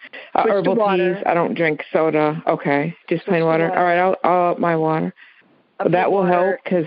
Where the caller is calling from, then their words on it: Crossville, Tennessee, United States; I'm calling from Crossville, Tennessee.